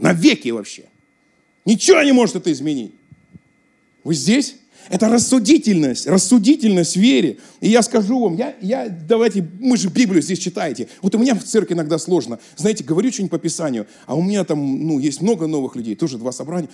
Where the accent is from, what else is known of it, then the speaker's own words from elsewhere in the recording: Russia; accent: southern Russian (г-fricative, 'гэкаю'); now in Moscow, Russia; Я там жил близко к Украине